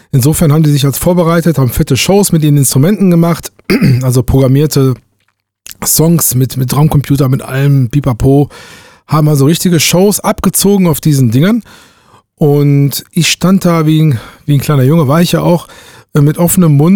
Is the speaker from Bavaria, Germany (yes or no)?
no; Duisburg, North Rhine-Westphalia, Germany; Damals äh, aufgewachsen bin ich in Duisburg.